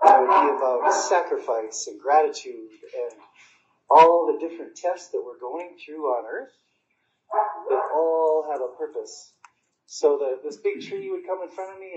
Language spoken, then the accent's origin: English; United States; I grew up on the Indian reservation